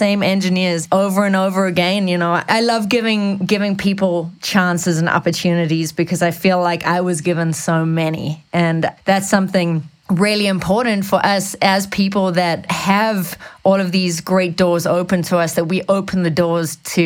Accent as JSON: {"language": "English", "country": "South Africa", "tie": "born or raised there", "moved": "as an adult", "lives_now": "United States", "said": "I feel really, really lucky and really blessed to have had everything that's growing up in South Africa"}